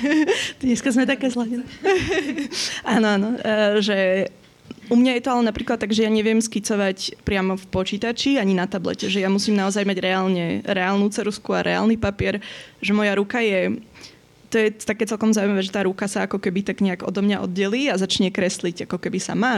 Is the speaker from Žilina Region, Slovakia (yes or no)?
no; Bratislava, Bratislava Region, Slovakia; also born or lived in Vienna, Austria; že som tu vyrástla, že pochádzam z Bratislavy